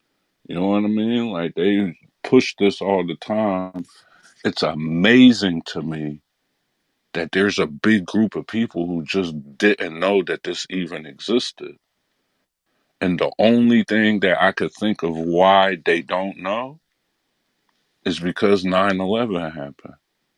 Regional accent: Midwest, United States; But then I also thought that I'm from the Midwest.

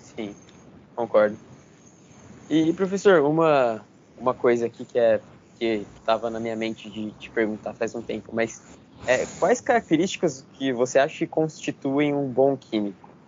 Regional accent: Brazil; nós como brasileiros

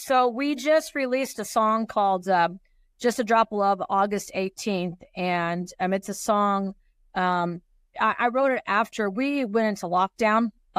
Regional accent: Kansas, United States; now in Colorado, United States; I'm from Kansas, but I actually live in Colorado.

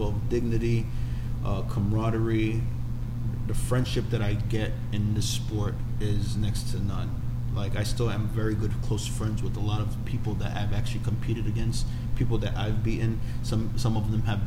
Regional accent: New York City, New York, United States; born or raised there

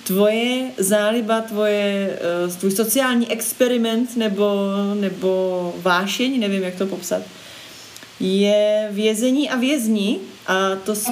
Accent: Prague, Czechia; když jsem byla malá, tak v Holešovicích

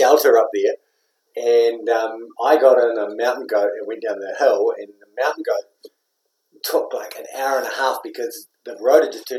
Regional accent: Taupo, Waikato, New Zealand; I'm from Taupo

